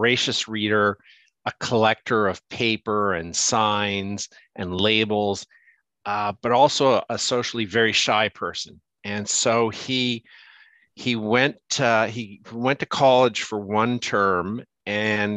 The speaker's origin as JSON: {"language": "English", "country": "Canada", "also_born_or_lived": "South Africa", "moved": "yes", "lives_now": "New York, United States", "said": "I'm Canadian"}